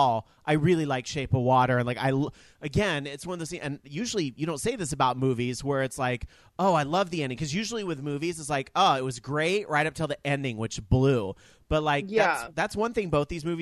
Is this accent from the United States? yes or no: yes; Sacramento, California, United States; my hometown, SAC